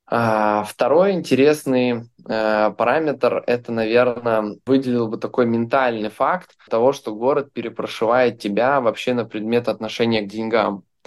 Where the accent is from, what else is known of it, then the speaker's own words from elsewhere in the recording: Belarus; now in Dubai, United Arab Emirates; Я сам из Беларуси